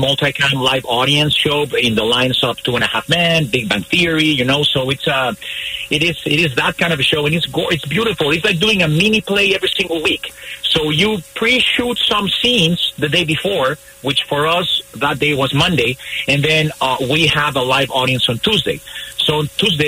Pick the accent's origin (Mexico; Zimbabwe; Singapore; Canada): Mexico; English is a second language; I'm sure you think I'm from Scotland, but I'm not. I'm from Mexico. So because this is not my language